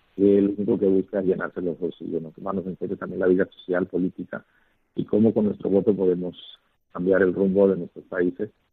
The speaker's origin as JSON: {"language": "Spanish", "town": "Puerto Armuelles", "region": "Chiriquí", "country": "Panama", "tie": "born or raised there", "also_born_or_lived": "Valencia, Spain / Zaragoza, Spain / Totonicapán, Guatemala", "said": "compartir como panameños una misma experiencia"}